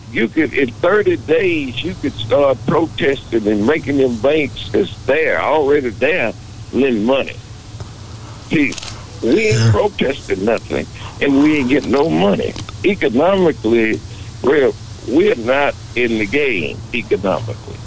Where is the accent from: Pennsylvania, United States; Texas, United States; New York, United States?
Texas, United States; Beaumont; moved away; also born or lived in Dallas, Texas; I'm in Beaumont today, right now talking to you. I'm in my hometown today talking to you